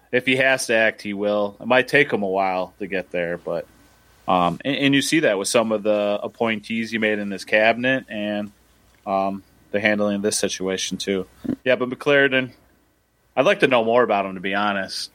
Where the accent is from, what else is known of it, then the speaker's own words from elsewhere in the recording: Midwest, United States; I'm a Midwesterner